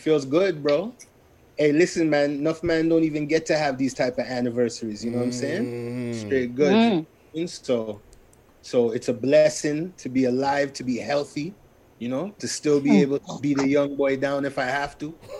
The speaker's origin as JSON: {"language": "English", "town": "St. Louis", "region": "Missouri", "country": "United States", "said": "We're all from Falstaff, you know what I mean?"}